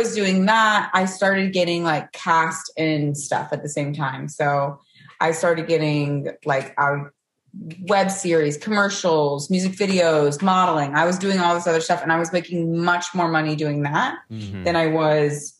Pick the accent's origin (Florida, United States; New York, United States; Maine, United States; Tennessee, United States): Tennessee, United States; Knoxville; moved away as an adult; also born or lived in Charleston, South Carolina; now in Los Angeles, United States; Okay, so I'm from Tennessee. I'm from Knoxville, Tennessee.